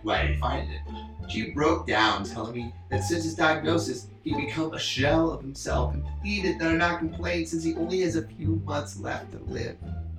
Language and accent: English; Los Angeles, California, United States; We're also from, like, L.A. All right, we're from California.